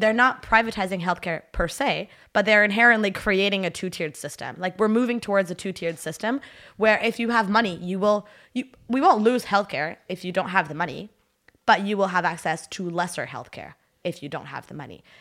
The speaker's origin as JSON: {"language": "English", "town": "Ottawa", "region": "Ontario", "country": "Canada", "also_born_or_lived": "Haiti", "first_language": "French", "second_language": "English", "said": "je viens d'Ottawa"}